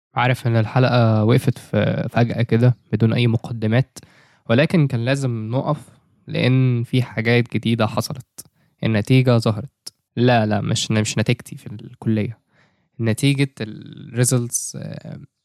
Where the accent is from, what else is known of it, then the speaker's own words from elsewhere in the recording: Egypt; عندنا في مصر